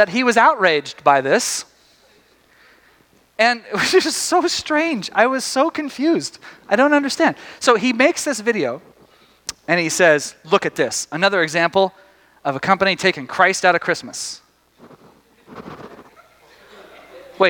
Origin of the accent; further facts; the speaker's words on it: Tyler, Texas, United States; moved away; I grew up in Tyler, Texas.